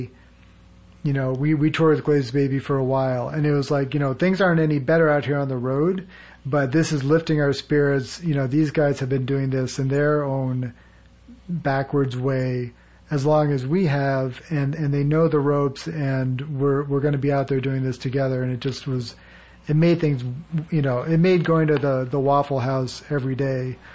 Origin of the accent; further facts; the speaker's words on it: Needham, Massachusetts, United States; I grew up outside of Boston.